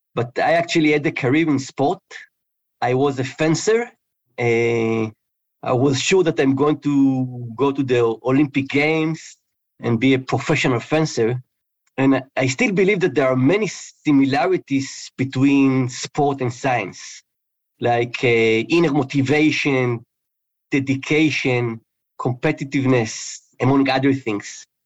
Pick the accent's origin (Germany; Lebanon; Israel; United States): Israel; moved away; I was born in in Israel, and in high school I actually studied physics and chemistry.